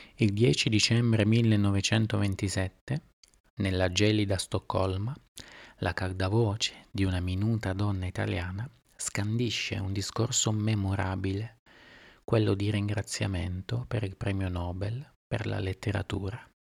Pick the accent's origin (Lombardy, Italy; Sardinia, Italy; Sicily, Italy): Sardinia, Italy; Sono nata in Sardegna.